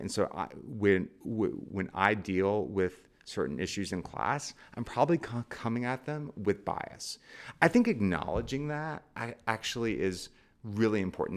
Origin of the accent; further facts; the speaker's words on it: Charleston, West Virginia, United States; moved away; I came from Charleston, West Virginia, right? Um, the, uh, school that I was supposed to go to, the high school, had no black students in it